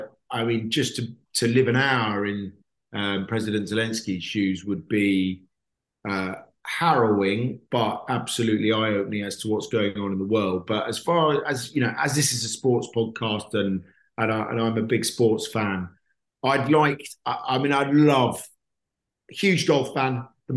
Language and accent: English; Perth, Western Australia, Australia; also born or lived in Canada; So I was born in Canada, not that I remember it. And then I moved to Australia because my dad worked for BP. So we moved around the world with BP. So I moved to Perth